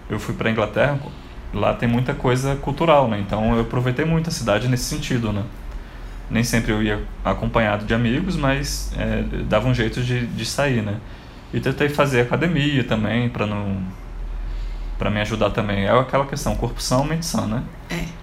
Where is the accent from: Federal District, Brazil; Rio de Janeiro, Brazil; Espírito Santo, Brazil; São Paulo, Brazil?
Federal District, Brazil; Brasília; como eu sou de Brasília, apesar de ter morado em vários outros cantos, a minha família é toda daqui.